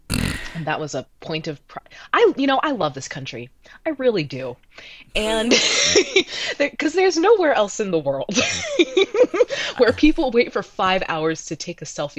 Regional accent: Reamstown, Pennsylvania, United States; I grew up like way outside of the city of Lancaster. I grew up in Reamstown

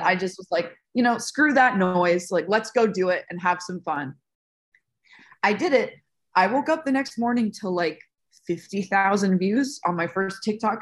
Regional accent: Las Vegas, Nevada, United States; I was born and raised in Las Vegas

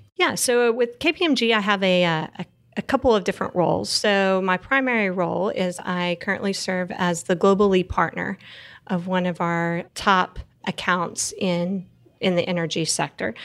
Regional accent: Texas Panhandle, United States; So I grew up in the Texas Panhandle, which is the very, very top part of Texas.

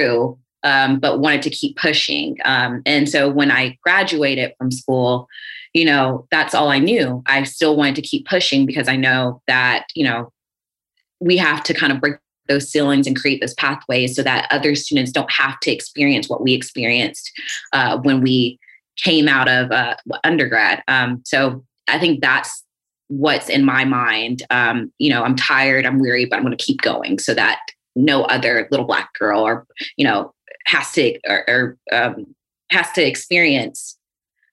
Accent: South Carolina, United States; coming from the South, I'm from South Carolina.

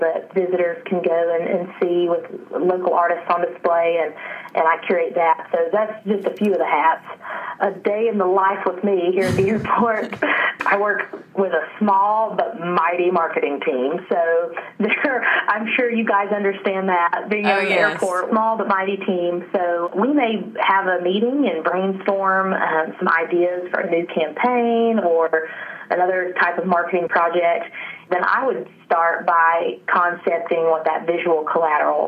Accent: Western North Carolina, United States; I was born and raised here in the mountains of Western North Carolina, so I'm a native

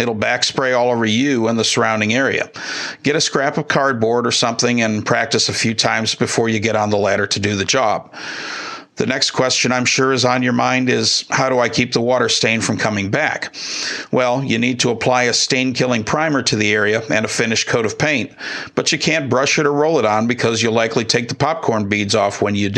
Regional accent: Midwest, United States; moved away; I grew up in the Midwest

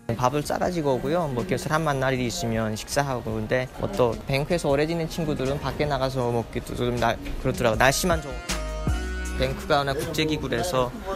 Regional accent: North Korea; now in United States; 나는 내가 북한에서 왔다는 소리 안 했거든요

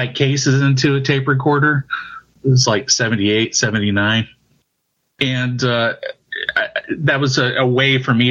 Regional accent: St. Louis, Missouri, United States; moved away as an adult; now in Cape Girardeau, United States; I'm from St. Louis, Missouri.

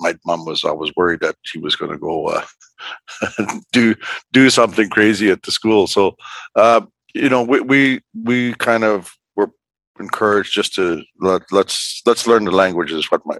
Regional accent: Fort Providence, Northwest Territories, Canada; I was born in Fort Providence. It's the first community on the Mackenzie River. We call the Mackenzie River Decho, which means big river in the Indigenous language of the area. I was born in a small log cabin

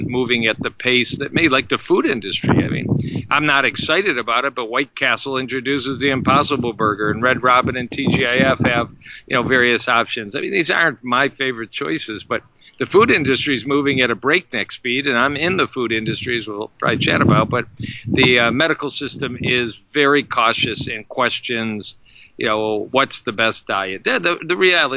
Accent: Detroit, Michigan, United States; I hail from Detroit, Michigan

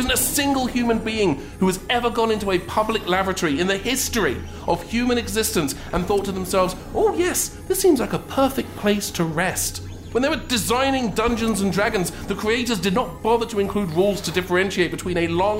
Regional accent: Wales, United Kingdom; I'm Welsh, but continue.

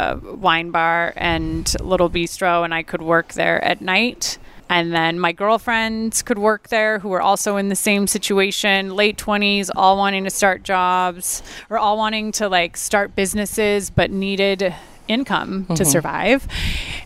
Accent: Ontario, California, United States; moved away as an adult; also born or lived in Rancho Cucamonga / Upland / London; I grew up in the Inland Empire in Ontario

